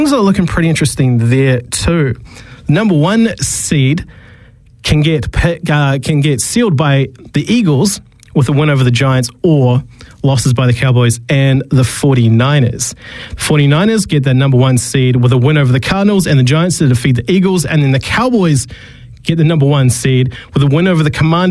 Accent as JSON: {"language": "English", "country": "New Zealand", "also_born_or_lived": "Australia", "moved": "yes", "said": "being a Kiwi"}